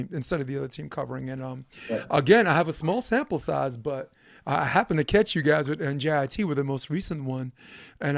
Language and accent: English; New York City, New York, United States; I'm a fucking schmuck from Brooklyn